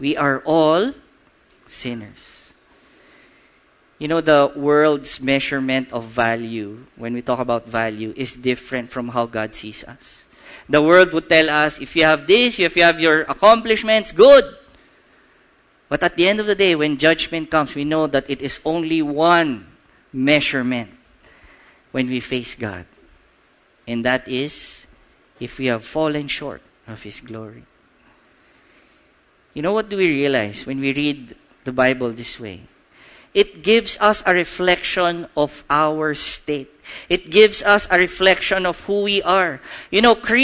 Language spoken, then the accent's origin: English; Cainta, Calabarzon, Philippines; I studied in Morning Jew Montessori Brookside, Quinta Rizal